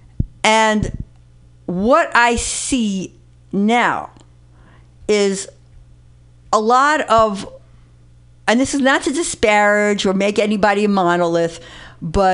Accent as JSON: {"language": "English", "town": "New York City", "region": "New York", "country": "United States", "tie": "born or raised there", "said": "I grew up in the Bronx"}